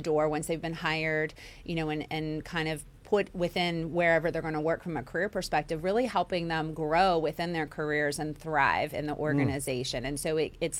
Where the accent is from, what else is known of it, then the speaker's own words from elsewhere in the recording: Centerville, Ohio, United States; now in West Virginia, United States; I grew up in Ohio, Centerville, Ohio